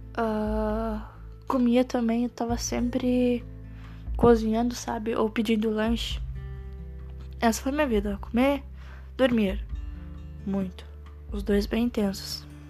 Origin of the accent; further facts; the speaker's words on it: Santiago, Rio Grande do Sul, Brazil; moved away as an adult; now in Uruguaiana, Brazil; Sou natural da cidade de Santiago, Grande do Sul, mas atualmente eu moro em Uruguaiana, no mesmo estado